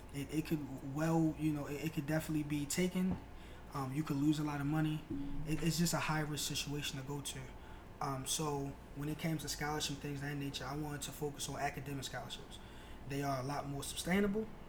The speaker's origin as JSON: {"language": "English", "town": "Baltimore", "region": "Maryland", "country": "United States", "said": "I am originally from Baltimore, Maryland, uh, South Baltimore to be specific"}